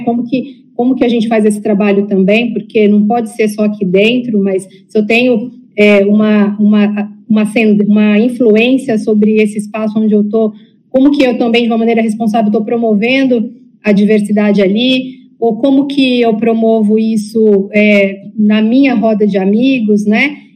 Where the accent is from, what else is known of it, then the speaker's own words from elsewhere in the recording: São Paulo, Brazil; moved away as an adult; also born or lived in Amazon; Ao mesmo tempo que eu nasci em São Paulo, sou filha de pais nordestinos